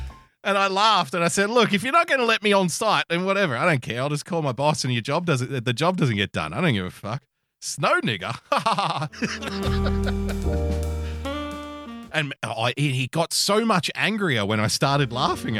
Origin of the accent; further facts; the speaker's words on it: Australia; being an Australian